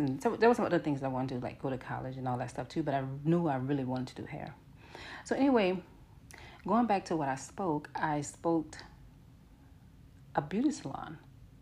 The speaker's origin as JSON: {"language": "English", "town": "New Orleans", "region": "Louisiana", "country": "United States", "tie": "born or raised there", "said": "I'm from New Orleans and I'm from the Florida Projects"}